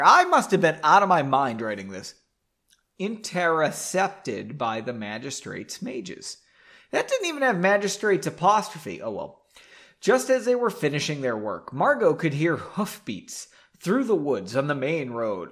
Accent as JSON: {"language": "English", "region": "Massachusetts", "country": "United States", "said": "saying a Zan makes me sound like I'm from Massachusetts, which I am"}